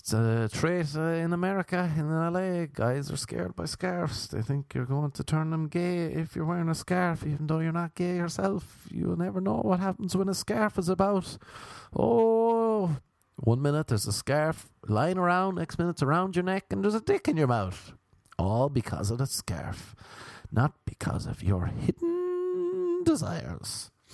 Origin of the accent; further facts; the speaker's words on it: Ireland; moved away; no one's Irish except for me